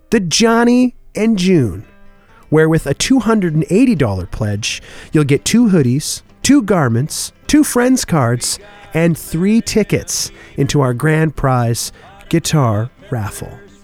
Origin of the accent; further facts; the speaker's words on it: Oshawa, Ontario, Canada; now in Winnipeg, Canada; my hometown with a pair of tunes from what was a live weekly radio broadcast on Sunday nights in the early to mid 1960s in Oshawa, Ontario